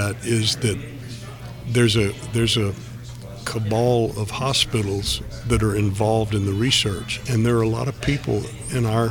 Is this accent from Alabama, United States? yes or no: yes; Birmingham, Alabama, United States; I grew up in Birmingham, Alabama